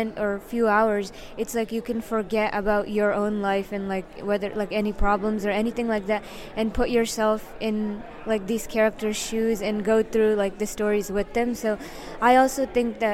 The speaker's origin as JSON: {"language": "English", "town": "Yonkers", "region": "New York", "country": "United States", "tie": "born or raised there", "said": "I was born in Yonkers, New York."}